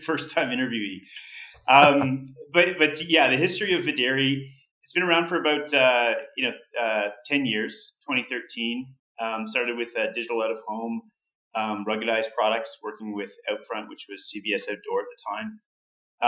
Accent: Canada; I'm Canadian

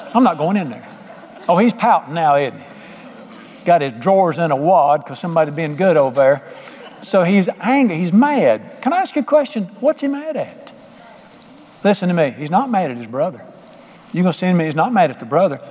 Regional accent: Charlotte, North Carolina, United States; moved away as an adult; I grew up in Charlotte

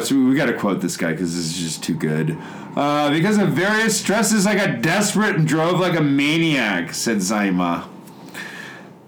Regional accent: Chicago, Illinois, United States; moved away as an adult; also born or lived in Kitakyushu, Japan; now in Japan; I'm from Chicago

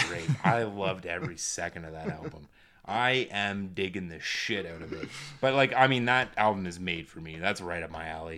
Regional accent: Calgary, Alberta, Canada; we're from Calgary

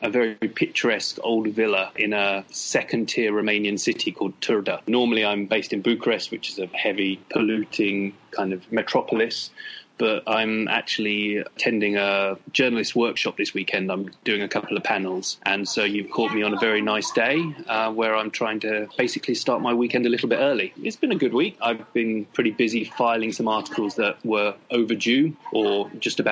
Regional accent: Battle, South East England, United Kingdom; I was born in England, obviously, in the South Coast, near a town called Hastings. I'm actually from a little village that's called Battle

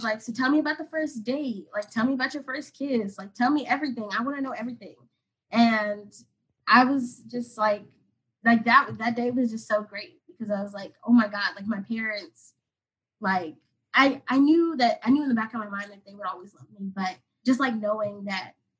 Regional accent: Atlanta, Georgia, United States; moved away as an adult; now in Washington, D.C., United States; I'm from Atlanta

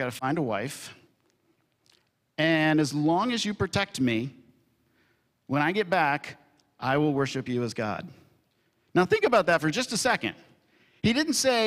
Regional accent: Kentucky, United States; I'm from Kentucky

